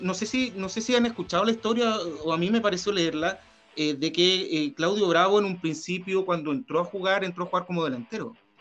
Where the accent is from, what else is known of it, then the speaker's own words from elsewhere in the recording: San Bernardo, Santiago Metropolitan Region, Chile; nosotros que somos de San Bernardo